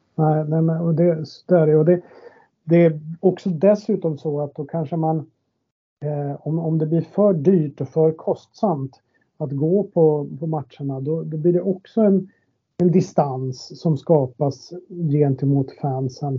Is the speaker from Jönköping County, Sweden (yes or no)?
no; Boden, Norrbotten County, Sweden; moved away as an adult; now in Stockholm, Sweden; min uppväxt i Boden